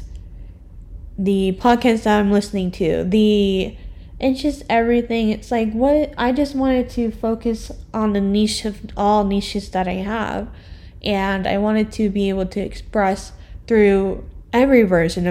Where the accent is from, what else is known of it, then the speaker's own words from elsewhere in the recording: Orlando, Florida, United States; I was born in Orlando too.